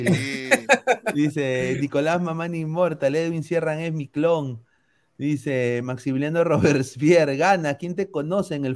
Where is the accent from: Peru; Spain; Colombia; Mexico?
Peru; also born or lived in United States; yo viví en Estados Unidos la mitad de mi vida, mi acento cuando llegué a Perú parecía extranjero siendo de Perú